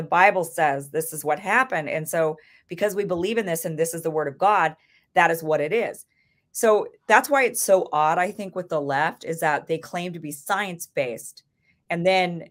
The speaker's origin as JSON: {"language": "English", "region": "Idaho", "country": "United States", "tie": "born or raised there", "said": "I grew up in Idaho"}